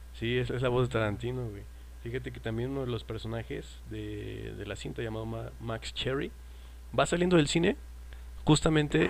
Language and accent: Spanish; Mexico; uno como es mexicano